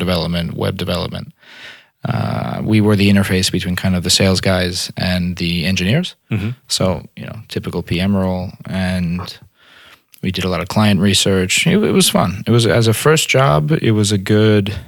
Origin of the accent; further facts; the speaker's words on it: New York City, New York, United States; also born or lived in Brooklyn / Harlem / Montreal; I'm from New York. I was born in Brooklyn, raised in Staten Island, went to high school in Harlem. I'm a New York kid.